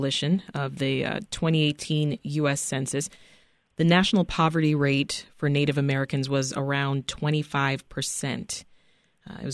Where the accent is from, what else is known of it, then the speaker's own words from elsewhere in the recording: Jamaica; moved away; I, as an immigrant myself, I'm Jamaican born